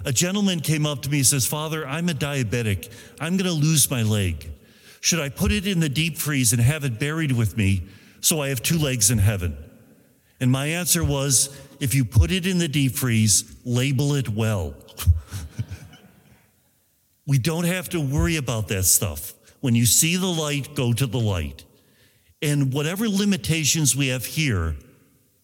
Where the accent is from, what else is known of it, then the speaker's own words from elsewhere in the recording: Buffalo, New York, United States; moved away as an adult; also born or lived in Italy; now in Rome, Italy; I'm from Buffalo